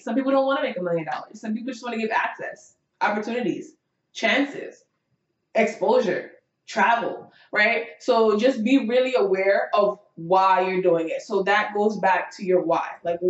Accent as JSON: {"language": "English", "country": "Jamaica", "moved": "yes", "lives_now": "United States", "said": "as a Jamaican immigrant"}